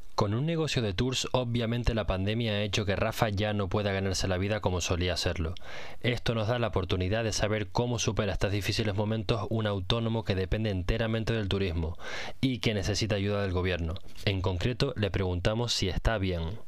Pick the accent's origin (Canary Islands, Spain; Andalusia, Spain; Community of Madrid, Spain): Canary Islands, Spain; now in Netherlands; otra canaria como yo